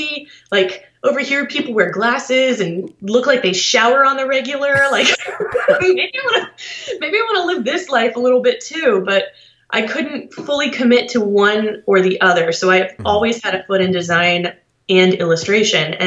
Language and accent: English; Columbus, Ohio, United States; I'm from Columbus, Ohio